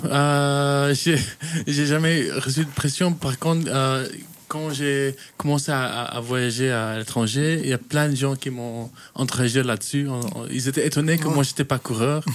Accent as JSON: {"language": "French", "country": "Kenya", "tie": "born or raised there", "also_born_or_lived": "Chastre, Wallonia, Belgium", "moved": "as an adult", "lives_now": "Belgium", "said": "je viens du coup de la Belgique, je viens de, Wallonie, une petite ville qui s'appelle Chastre, euh, mais j'ai grandi au Kenya"}